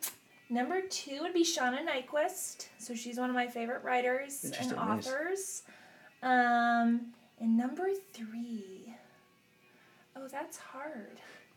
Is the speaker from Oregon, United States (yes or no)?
no; Wadsworth, Ohio, United States; moved away as an adult; also born or lived in West Palm Beach, Florida; now in Florida, United States; I am from Wadsworth, Ohio, which is a suburb of Cleveland.